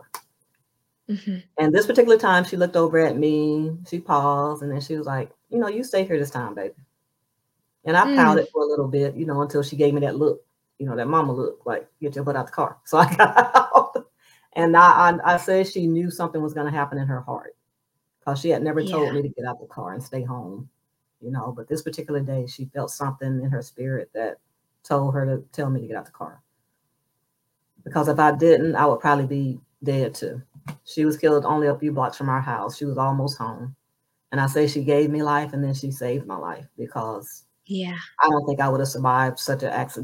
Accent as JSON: {"language": "English", "town": "Moss Point", "region": "Mississippi", "country": "United States", "tie": "born or raised there", "moved": "as an adult", "said": "I'm from Moss Point, Mississippi, and I'm a number 9 of 12 children"}